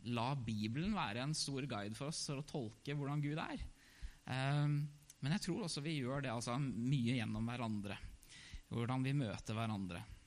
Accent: Hamar, Innlandet, Norway; født og oppvokst i Hamar

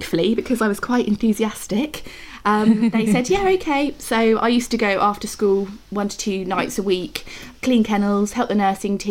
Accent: Oxfordshire, South East England, United Kingdom; accent: English; now in Buckinghamshire, United Kingdom; I am from Oxfordshire in England originally, but I'm living in Buckinghamshire at the moment

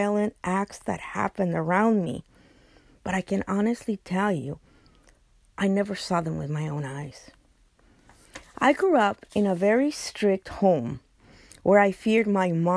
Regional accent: Los Angeles, California, United States; I grew up in Boyle Heights, which is the, at that time, it was considered the worst neighborhood within LA, East LA.

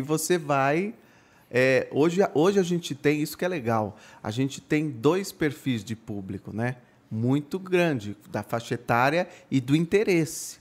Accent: Itu, São Paulo, Brazil; Eu, eu nasci em São Paulo, mas fui morar em Itu por conta do trabalho do meu pai. E, e eu comecei numa rádio comunitária lá aos 12 anos

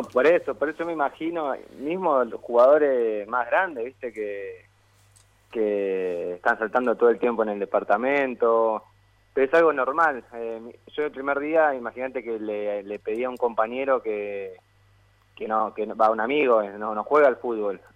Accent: Buenos Aires, Argentina; yo nací acá, acá en el barrio, y, y bueno, vivo ahora, vivo a siete cuadras del Parque Saavedra

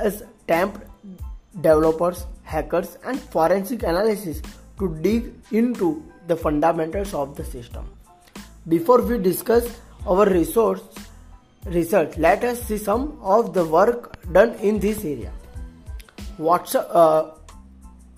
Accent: Surat, Gujarat, India; from Surat, Gujarat.

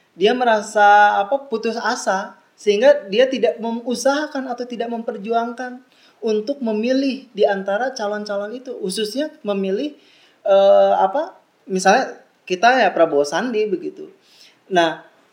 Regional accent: Bandung, West Java, Indonesia; Saya dari TK, lahir, SD, SMP, SMA, kuliah, S1, S2 di Bandung semua

